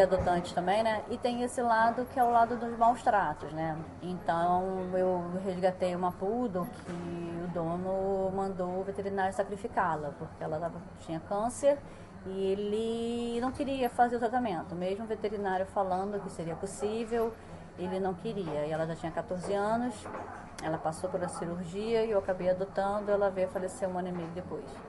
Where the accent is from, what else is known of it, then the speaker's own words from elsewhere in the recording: Rio de Janeiro, Brazil; now in China; eu sou do Rio de Janeiro